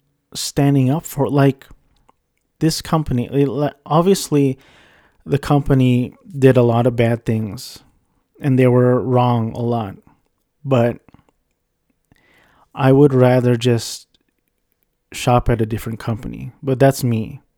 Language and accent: English; Philippines; it was by the Filipino guy, because I'm Filipino.